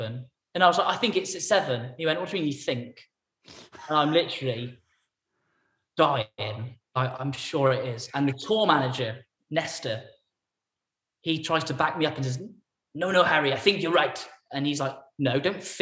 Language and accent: English; England, United Kingdom; also born or lived in Weston-super-Mare; I was from England, I think, that I wasn't from on his doorstep